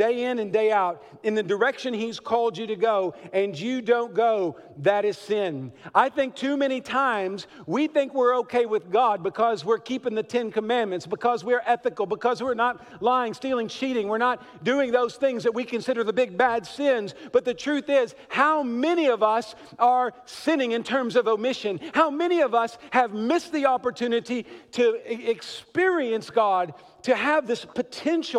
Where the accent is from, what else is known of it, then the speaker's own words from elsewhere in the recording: Kentucky, United States; accent: Southern; I was born in Kentucky